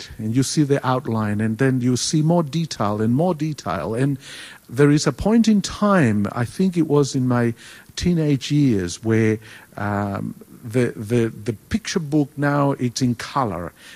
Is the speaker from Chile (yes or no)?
yes; Chile; first language Spanish; English is a second language; moved away as an adult; now in Australia; I was born in South America. I was born in Chile. And so I speak Spanish, which we say is the language of heaven. And I grew up there